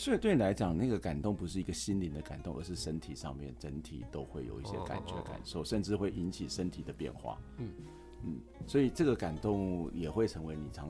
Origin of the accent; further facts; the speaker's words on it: Yonghe, New Taipei, Taiwan; now in Minxiong, Taiwan; 在我觉得我自己从台北搬过来，我都觉得这里是一个很自由开阔。